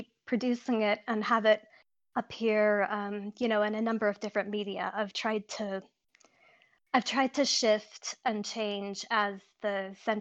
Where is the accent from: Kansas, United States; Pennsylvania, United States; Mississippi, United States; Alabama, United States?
Pennsylvania, United States; I was growing up on the East Coast in Pennsylvania